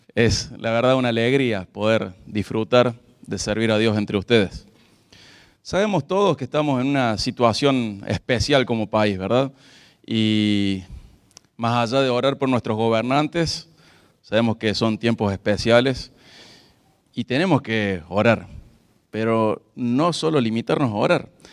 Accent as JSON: {"language": "Spanish", "country": "Argentina", "said": "nosotros como argentinos"}